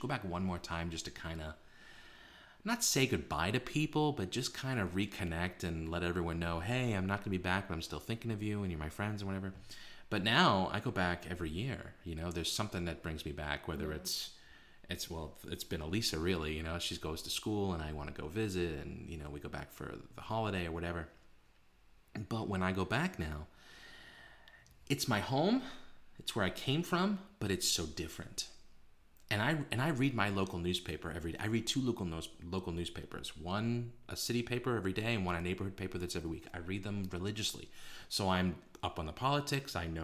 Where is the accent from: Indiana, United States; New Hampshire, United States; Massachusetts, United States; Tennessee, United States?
Massachusetts, United States; Boston; moved away as an adult; now in Beijing, China; I always identify as someone from Boston. I'm a Bostonian